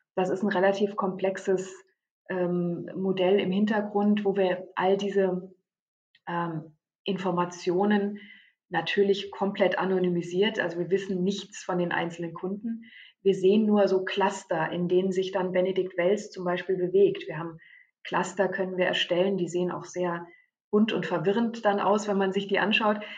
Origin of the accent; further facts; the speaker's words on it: Germany; bei uns in Deutschland